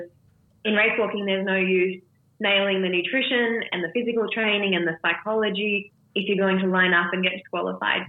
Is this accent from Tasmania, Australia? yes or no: no; Melbourne, Victoria, Australia; my hometown in Melbourne